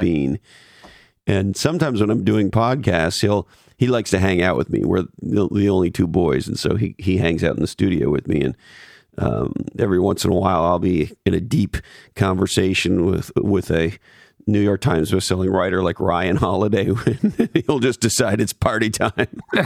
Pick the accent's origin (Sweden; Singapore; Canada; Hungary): Canada; Montreal, Quebec; also born or lived in Toronto; now in California, United States; I grew up in Montreal and I lived in Toronto for years